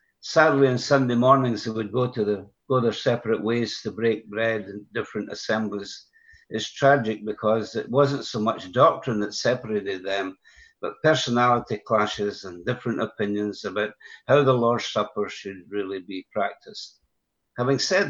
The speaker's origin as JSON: {"language": "English", "town": "Broxburn", "region": "Scotland", "country": "United Kingdom", "tie": "born or raised there", "said": "I was raised in a Christian home, and by that I mean that my parents were believers and they fellowshipped at a small assembly in my hometown called Broxburn, 12 miles west of the city of Edinburgh."}